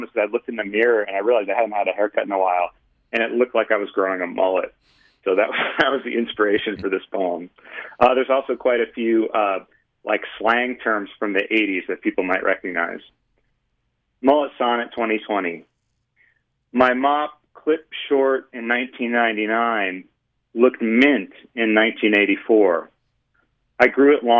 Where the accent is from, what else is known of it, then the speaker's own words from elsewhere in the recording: Michigan, United States; now in Utah, United States; I grew up in Michigan, more or less